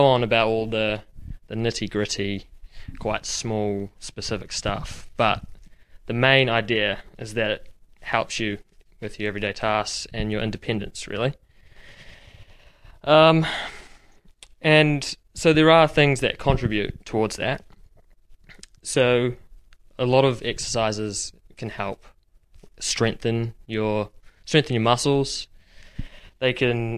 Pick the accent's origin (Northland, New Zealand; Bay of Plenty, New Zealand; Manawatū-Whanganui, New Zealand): Bay of Plenty, New Zealand; Rotorua; now in Dunedin, New Zealand; I'm originally from Rotorua.